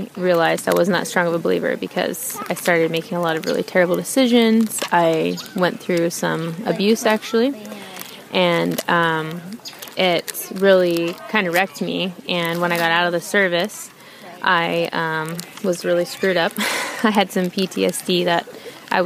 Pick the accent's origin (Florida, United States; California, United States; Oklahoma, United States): California, United States; Bay Area; now in Reno, United States; we moved a lot as a child in the Bay Area, California.